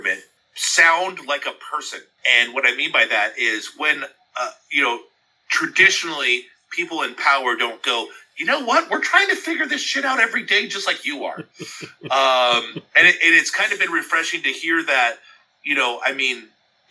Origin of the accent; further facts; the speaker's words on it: Southern California, United States; growing up in Southern California